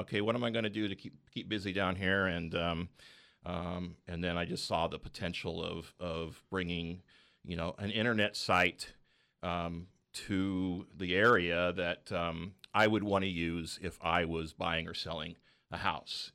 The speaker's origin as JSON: {"language": "English", "area": "Bay Area", "region": "California", "country": "United States", "moved": "as an adult", "lives_now": "Central Coast, California, United States", "said": "I was from the Bay Area, so we, we went back up there for the job world."}